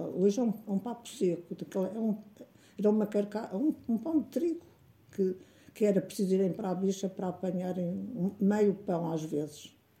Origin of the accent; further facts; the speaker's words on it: Canas de Senhorim, Viseu, Portugal; also born or lived in Brazil; nasci em Canas Senhorim, uh, a 8 de dezembro de 1931